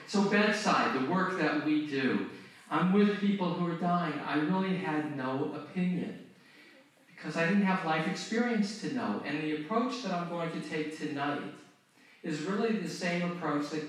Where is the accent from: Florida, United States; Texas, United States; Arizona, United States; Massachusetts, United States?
Arizona, United States; Phoenix; moved away; also born or lived in Tustin, California; my hometown. I was born in Phoenix